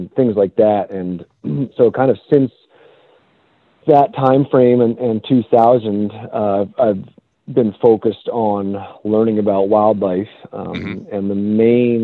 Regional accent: Boston, Massachusetts, United States; now in California, United States; I actually grew up in the middle of the city in Boston

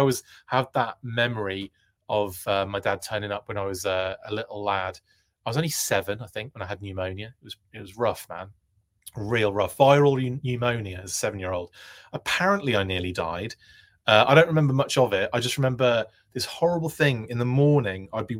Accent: Rinteln, Lower Saxony, Germany; born there; Also, Wilfredo, I was born in Germany. I was born in Rintelen in West Germany. My dad was in the Royal Air Force, so I ended up being born in an army hospital in Rintelen

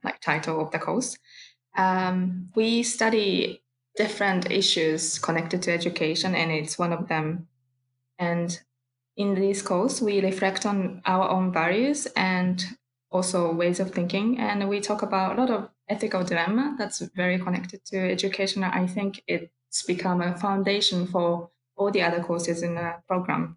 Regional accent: Kyoto, Japan; I'm from Kyoto, Japan

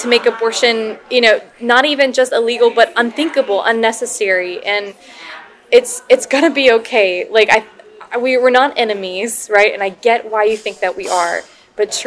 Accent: Louisiana, United States; Here in Louisiana

